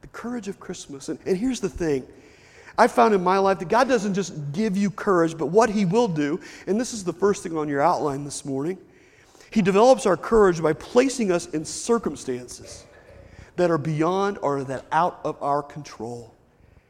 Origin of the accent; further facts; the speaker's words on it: Lexington, United States; growing up in Lexington with my mom and dad